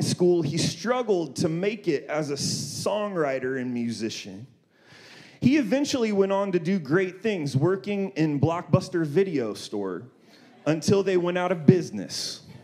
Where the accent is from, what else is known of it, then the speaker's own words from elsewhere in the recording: Columbus, Ohio, United States; moved away as an adult; now in Redlands, United States; I'm originally from Ohio, Columbus, Ohio. I lived there till I was 18